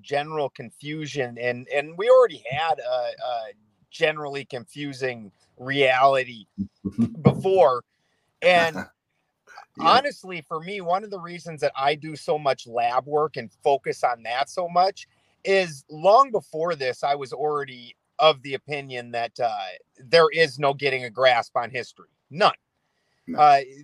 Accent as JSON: {"language": "English", "region": "South Dakota", "country": "United States", "tie": "born or raised there", "said": "where I'm from South Dakota"}